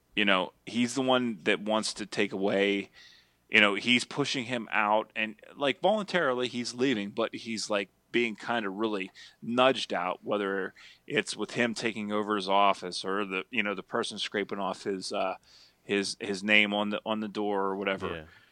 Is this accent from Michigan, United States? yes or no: no; Altoona, Pennsylvania, United States; born or raised there